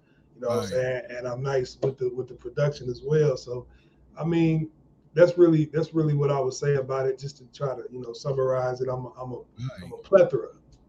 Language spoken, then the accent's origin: English; South Bend, Indiana, United States; I hail from South Bend, Indiana. It was pretty cool growing up in Indiana, man. You know, it's kind of rough. You know what I'm saying? We're in between Chicago and Detroit